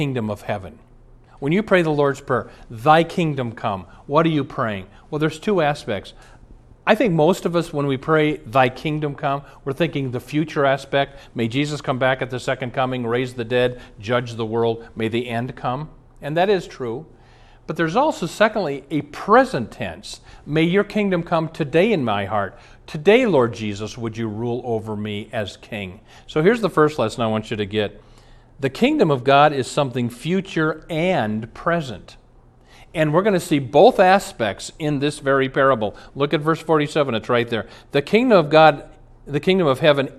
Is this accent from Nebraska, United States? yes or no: yes; Omaha, Nebraska, United States; now in Minnesota, United States; When I was a boy, I grew up in Omaha, Nebraska